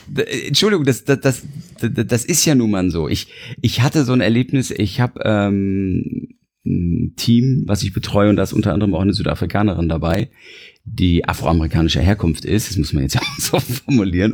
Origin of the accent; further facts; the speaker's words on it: Germany; ich bin Deutscher